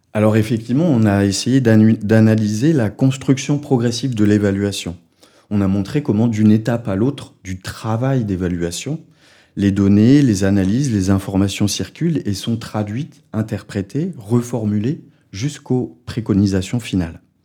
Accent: France; accent: French; avec mon accent français

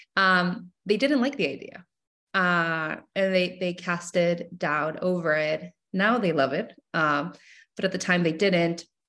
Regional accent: Mexico; moved away; I was born and raised in Mexico, so I grew up loving chamoy my entire life

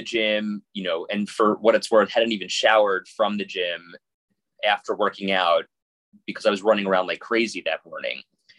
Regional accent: Long Island, New York, United States; moved away as an adult; also born or lived in Harrisonburg, Virginia; now in Buffalo, United States; I grew up on Long Island, spent, you know, 20 years of my life there, and worked in New York City, worked in a small market in a place called Harrisonburg, Virginia, which is where James Madison University is, and moved to Buffalo

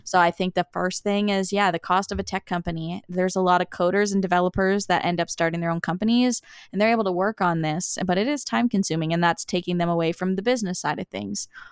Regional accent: Summerside, Prince Edward Island, Canada; moved away as an adult; also born or lived in Antigonish, Nova Scotia / St. John's, Newfoundland; I grew up in Summerside, Prince Edward Island

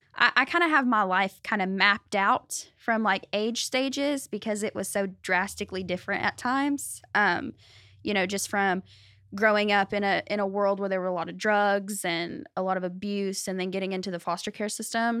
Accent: Benton, Arkansas, United States; I was born in Benton, raised in Benton, Saline County

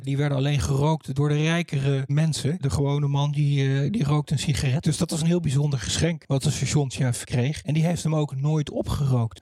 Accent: Doorn, Utrecht, Netherlands; Ik ben in Doorn geboren en dan groei je op als klein jongetje hier.

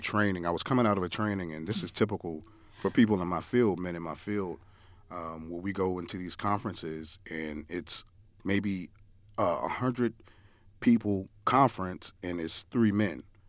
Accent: New York, United States; moved away; growing up in New York, we used to oh, my parents used to always send us down south

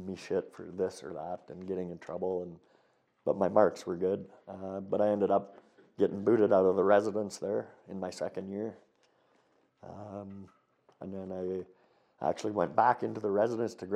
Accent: Edson, Alberta, Canada; also born or lived in Strathmore; I applied for and got a job up at the golf course back in Edson, my hometown

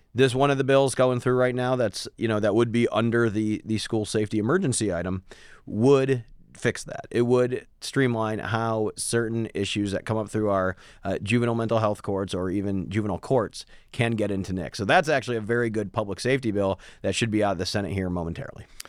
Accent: Midwest, United States; moved away; I come from the Midwest

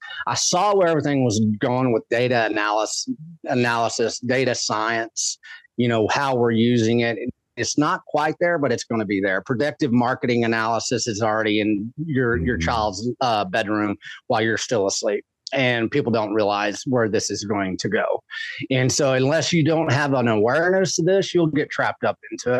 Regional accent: West Texas, United States; I grew up in West Texas

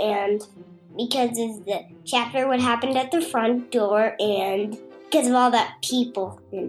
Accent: Maryland, United States; my home state is Maryland and my age is 5

